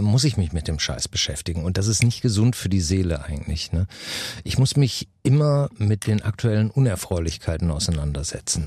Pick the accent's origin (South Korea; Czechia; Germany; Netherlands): Germany; bei uns in Deutschland